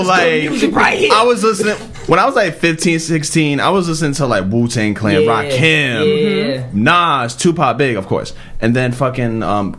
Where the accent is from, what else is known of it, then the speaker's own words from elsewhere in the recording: New York City, New York, United States; I'm from Harlem.